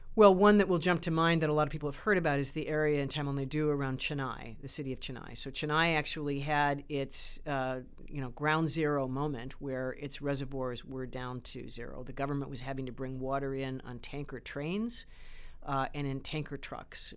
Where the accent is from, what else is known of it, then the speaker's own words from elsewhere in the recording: Great Lakes region, Midwest of the US, United States; also born or lived in Chicago; I grew up around the Great Lakes. I'm from the Midwest of the U S